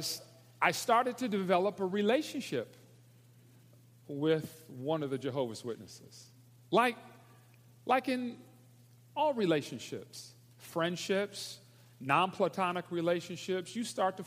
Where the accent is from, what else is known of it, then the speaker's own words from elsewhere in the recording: Detroit, Michigan, United States; moved away as an adult; now in Atlanta, United States; I was born in Detroit, Michigan